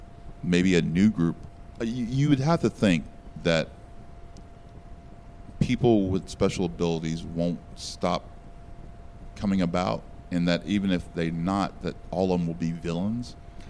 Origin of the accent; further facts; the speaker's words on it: United States; You know, as American, I want to see the Red Skull get his comeuppance.